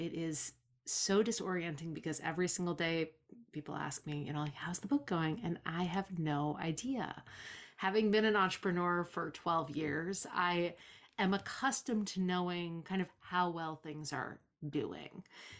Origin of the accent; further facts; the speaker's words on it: Provincetown, Massachusetts, United States; I grew up here in Provincetown, which is the next town over, and I've left a bunch of times and always come back because I just like the way things are here.